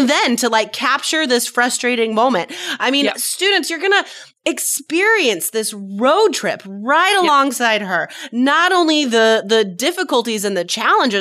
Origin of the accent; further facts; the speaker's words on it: near Reno, Nevada, United States; I'm from Nevada and seriously like 3/4 of the state is completely empty. Like there's just nothing. If you drive from Las Vegas to Reno, because I grew up near Reno.